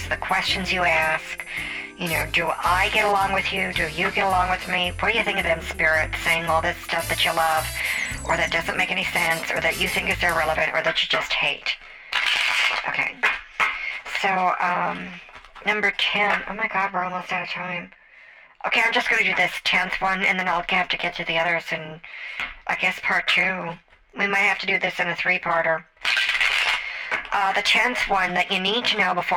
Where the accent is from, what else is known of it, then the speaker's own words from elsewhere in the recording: Las Vegas, Nevada, United States; I'm from Vegas